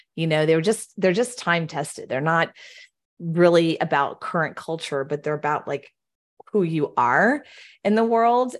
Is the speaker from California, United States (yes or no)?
no; Houston, Texas, United States; moved away; I'm born and raised in Houston